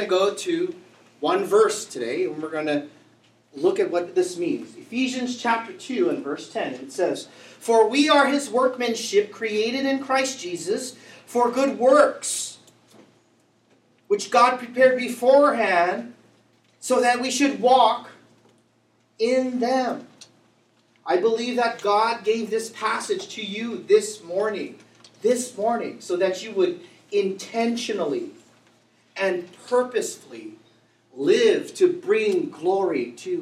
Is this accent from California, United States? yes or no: yes; Vallejo, California, United States; I grew up in Vallejo